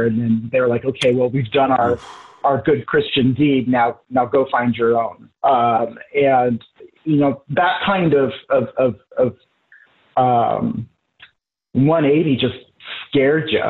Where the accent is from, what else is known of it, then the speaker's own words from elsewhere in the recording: Boise, Idaho, United States; moved away as an adult; also born or lived in Seattle, Washington; now in New York, United States; I was growing up in Idaho